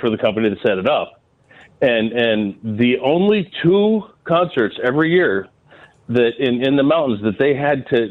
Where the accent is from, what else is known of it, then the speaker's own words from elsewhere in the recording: Colorado, United States; growing up in Colorado